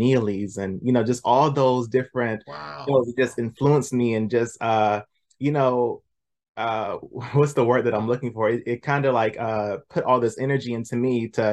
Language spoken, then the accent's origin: English; the South, United States; born and raised in the South